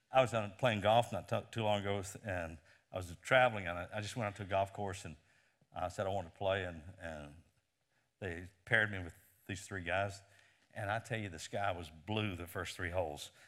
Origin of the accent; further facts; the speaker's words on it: Lynchburg, Virginia, United States; Lynchburg, Virginia, my hometown